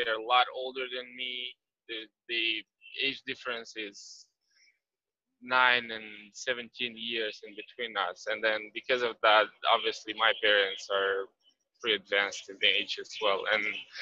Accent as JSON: {"language": "English", "country": "Moldova", "moved": "yes", "lives_now": "United States", "said": "I'm from Moldova."}